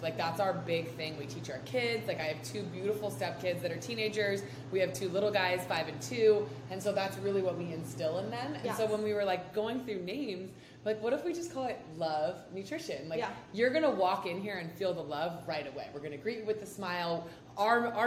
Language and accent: English; Costa Mesa, California, United States; I grew up in Mesa Verde, so I was always over here as a kid